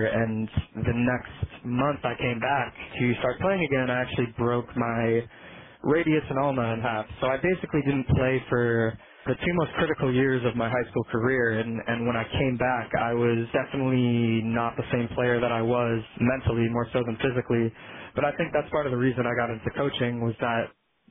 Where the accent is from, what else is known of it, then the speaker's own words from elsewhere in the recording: Saratoga Springs, New York, United States; I grew up in Saratoga Springs